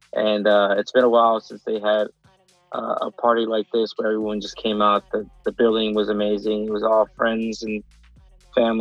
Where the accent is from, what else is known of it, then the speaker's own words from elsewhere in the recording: Cleveland, Ohio, United States; I'm originally from Cleveland, Ohio